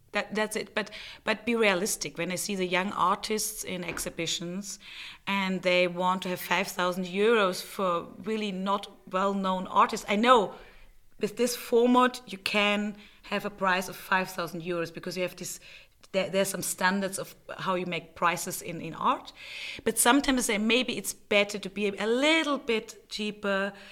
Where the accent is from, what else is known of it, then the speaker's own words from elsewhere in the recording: Bavaria, Germany; moved away as an adult; also born or lived in Prague, Czech Republic / Berlin, Germany; now in Vienna, Austria; I grew up in Germany, in Bavaria, not far away from Vienna